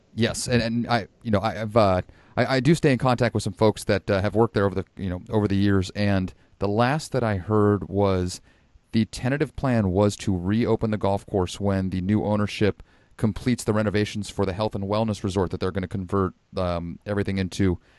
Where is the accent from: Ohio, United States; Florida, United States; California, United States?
California, United States; Sonoma County; I was born and raised in Sonoma County